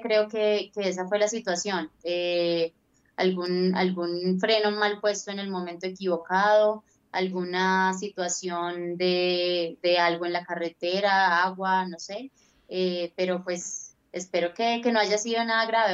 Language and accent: Spanish; Colombia; soy como colombiana